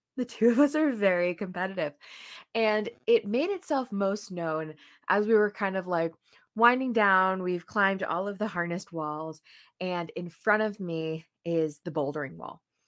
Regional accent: New Jersey, United States; moved away as an adult; also born or lived in Saint Louis; I was from New Jersey

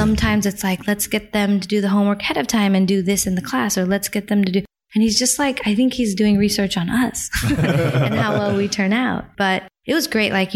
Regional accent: New Haven, Connecticut, United States; we were living in Connecticut

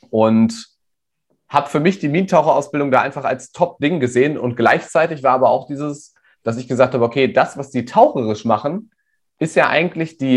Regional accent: Rodenberg, Lower Saxony, Germany; ja, ich bin hier in Rodenberg in der Nähe von Hannover aufgewachsen.

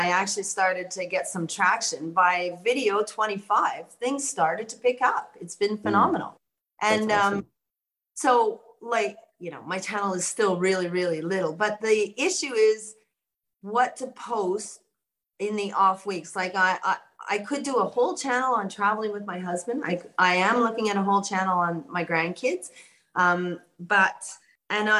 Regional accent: Canada; moved away as an adult; now in Australia; I'm in Australia, but I'm Canadian, and I've been here 35 years, so I don't have an Australian accent.

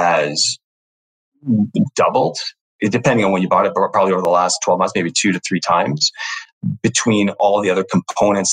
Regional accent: Toronto, Ontario, Canada; I grew up in Toronto, you know, downtown Toronto proper

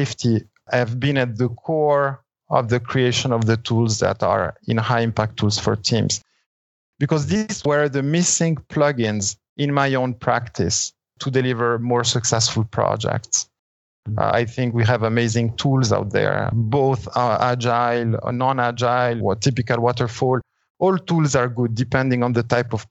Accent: Italy; now in Switzerland; So when I was 5 years old, we moved back to Italy. I started my school there, did a part of my education in Italy

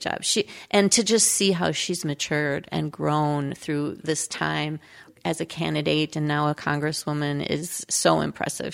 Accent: Crystal, Minnesota, United States; also born or lived in South Dakota; I grew up in Crystal, Minnesota, with my mom

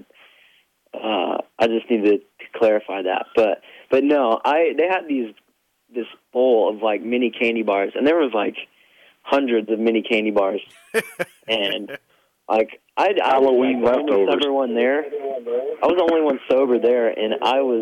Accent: Oklahoma, United States; it's so good to be home

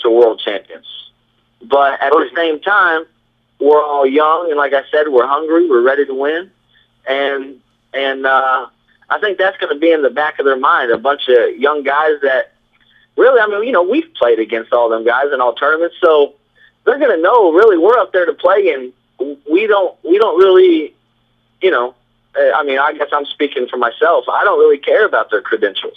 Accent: Illinois, United States; moved away; I'm originally from Illinois

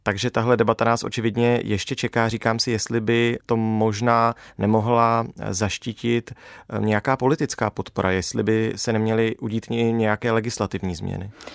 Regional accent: Czechia; jako Češi

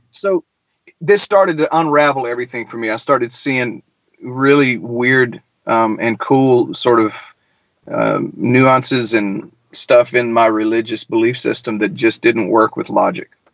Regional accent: Milledgeville, Georgia, United States; now in Nashville, United States; I grew up in Middle Georgia, man. I, I grew up in the crazy town of Milledgeville

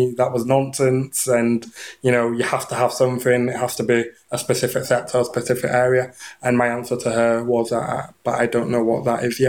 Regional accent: England, United Kingdom; moved away; I'm from England originally, so it was year 10, so I'd have been 15

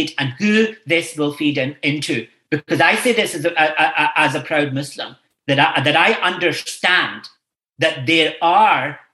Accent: Scotland, United Kingdom; moved away as an adult; now in Ireland; I grew up in a Scotland where this wasn't the case

